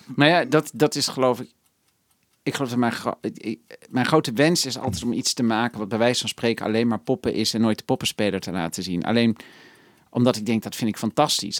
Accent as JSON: {"language": "Dutch", "country": "Netherlands", "said": "ik ben opeens een gekke Nederlander"}